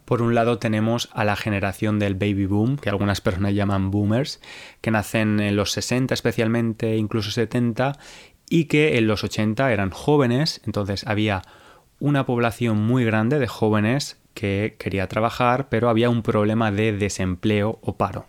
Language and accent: Spanish; Valencia, Valencian Community, Spain; una gran ciudad como era Valencia, que es la ciudad donde yo nací